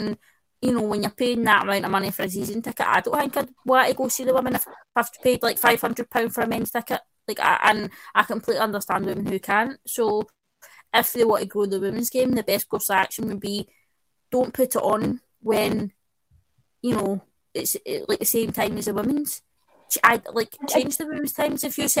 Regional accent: Scotland, United Kingdom; We're Scottish, it's a thing.

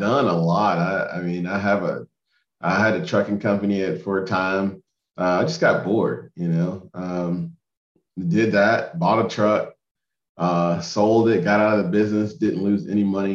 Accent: Montgomery, Alabama, United States; I'm from Montgomery, my parents were entrepreneurs

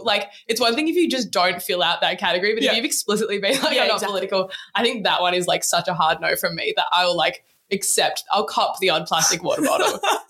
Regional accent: Australia; also born or lived in South Australia / Victoria; growing up in South Australia and Victoria in the midst of a really serious drought

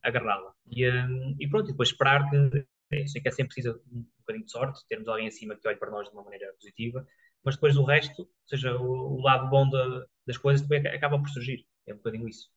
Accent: Cinfães, Portugal; moved away; also born or lived in Viseu; eu também sou natural de Sinfãs

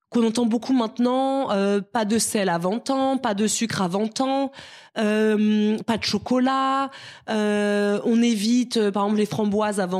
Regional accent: Cameroon; born there; on est nés en Afrique, Marisa et moi, mm-hmm. au Cameroun.

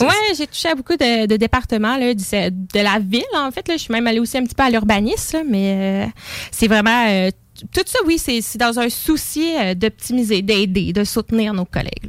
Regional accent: Lévis, Quebec, Canada; J'habite Lévis, je suis née à Lévis.

